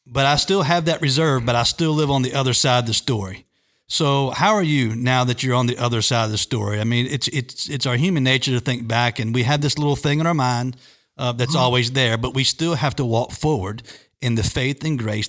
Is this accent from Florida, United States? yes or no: no; near Virginia Beach, United States; now in Richmond, United States; I was growing up near Virginia Beach at the time